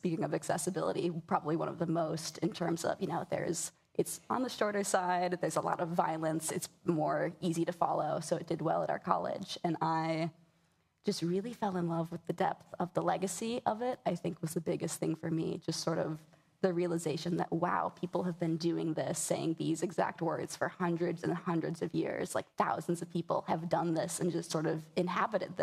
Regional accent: Midwest, United States; I grew up in the Midwest

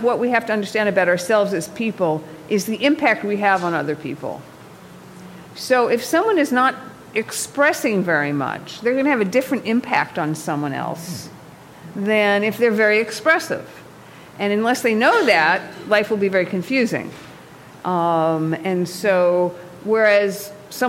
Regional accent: New York, United States; now in Los Angeles, United States; my husband's from Iowa and I'm from New York and I live in Los Angeles.

